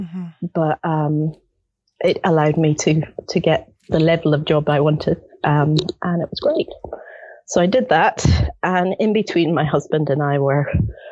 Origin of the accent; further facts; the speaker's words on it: Edinburgh, Scotland, United Kingdom; moved away as an adult; also born or lived in Netherlands; now in Tauranga, New Zealand; I was born and brought up in Edinburgh, Scotland